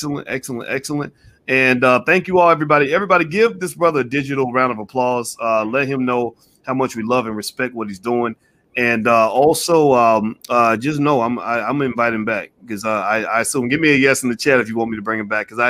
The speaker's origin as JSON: {"language": "English", "town": "Louisville", "region": "Kentucky", "country": "United States", "tie": "born or raised there", "said": "my hometown in Louisville"}